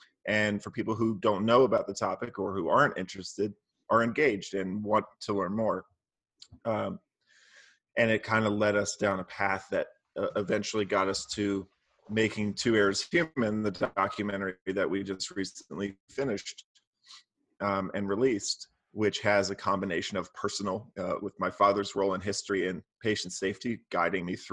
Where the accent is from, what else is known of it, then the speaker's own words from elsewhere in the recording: Maryland, United States; also born or lived in Philadelphia, Pennsylvania; My childhood was mostly in Maryland, outside of DC.